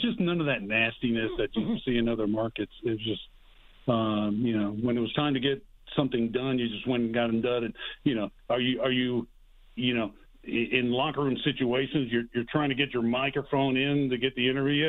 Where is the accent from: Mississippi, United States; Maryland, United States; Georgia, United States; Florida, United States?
Georgia, United States; Atlanta; moved away; also born or lived in Miami; I'm from Atlanta